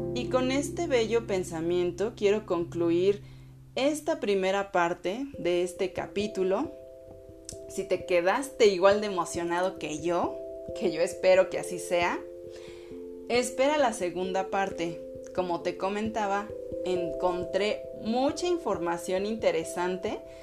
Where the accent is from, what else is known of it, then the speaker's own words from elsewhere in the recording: Mexico; soy mexicana